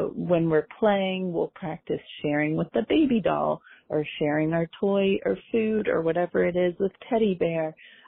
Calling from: Philadelphia, Pennsylvania, United States; I am from Philadelphia.

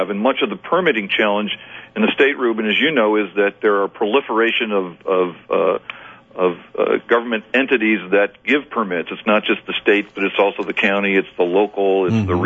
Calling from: Bakersfield, California, United States; I'm, I'm I'm calling you from Bakersfield, California.

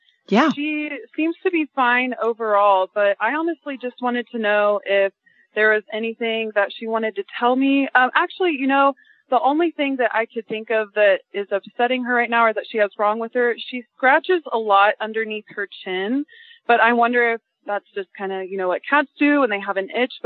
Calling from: Indianapolis, Indiana, United States; I am calling from Indianapolis

